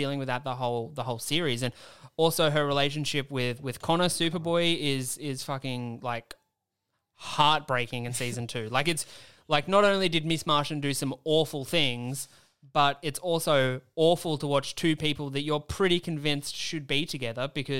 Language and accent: English; Australia; I'm from Australia.